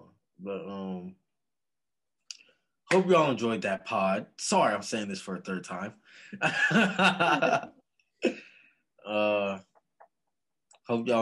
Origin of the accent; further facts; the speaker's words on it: West Coast, United States; moved away; Yeah, I'm from the West Coast.